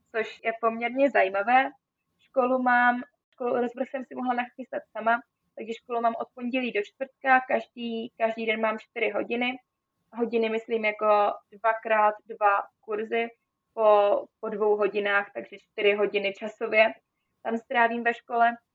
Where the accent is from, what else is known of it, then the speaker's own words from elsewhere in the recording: Czechia; moved away as an adult; also born or lived in Austria; já jsem vlastně Češka